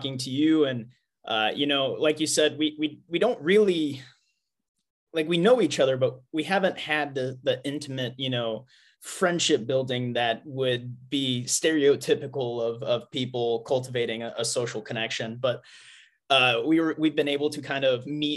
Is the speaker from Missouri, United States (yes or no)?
yes; Missouri, United States; I am from the Midwest, born and raised in Missouri